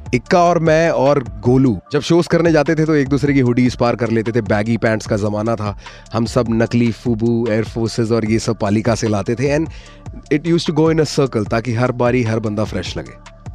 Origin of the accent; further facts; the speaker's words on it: Delhi, India; also born or lived in Thrissur, Kerala / Haryana; I belong to Thrissur and my mom's from Thiruvananthapuram so I am a true blue Malayali not a mix breed born in south brought up in the north Delhi में पढ़ाई करी है